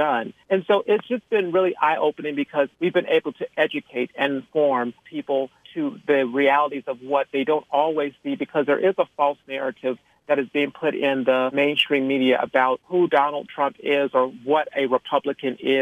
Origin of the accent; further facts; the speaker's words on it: Phoenix, Arizona, United States; moved away as an adult; also born or lived in California; now in Washington, D.C., United States; I grew up in Phoenix, went to Pepperdine University in California for college, and have been in D.C. ever since 2005